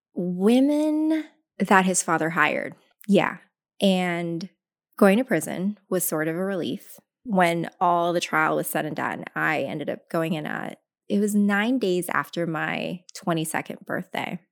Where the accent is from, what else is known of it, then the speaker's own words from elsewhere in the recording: Tacoma, Washington, United States; also born or lived in Philippines; grew up very, very poor from Tacoma, Washington